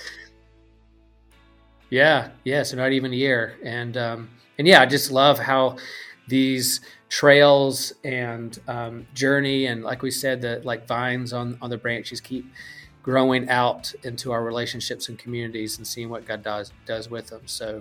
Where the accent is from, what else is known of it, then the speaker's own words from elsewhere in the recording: Wilmington, North Carolina, United States; I grew up in Wilmington, North Carolina.